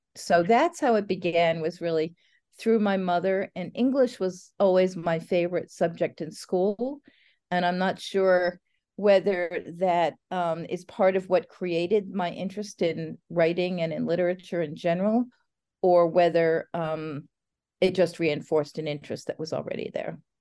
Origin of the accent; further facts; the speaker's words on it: New Jersey, United States; I grew up in New Jersey outside of New York